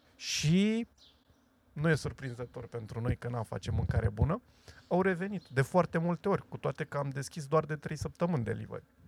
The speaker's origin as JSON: {"language": "Romanian", "town": "Craiova", "region": "Dolj", "country": "Romania", "said": "eu sunt craiovean și sunt unul și cu toții suntem craioveni și suntem unul"}